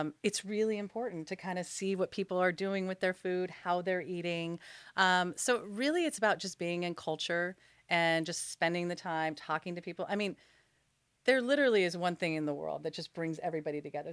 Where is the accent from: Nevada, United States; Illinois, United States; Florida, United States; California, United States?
California, United States; Los Angeles; I'm born and raised in Los Angeles